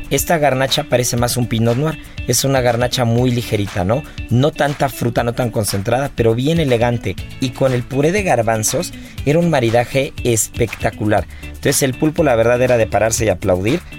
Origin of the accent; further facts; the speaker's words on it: Cholula, Puebla, Mexico; soy de Cholula.